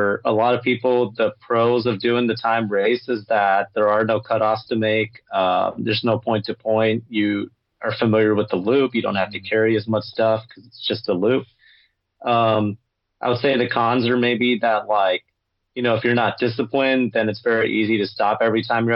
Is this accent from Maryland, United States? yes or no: no; Los Angeles, California, United States; I grew up in Los Angeles myself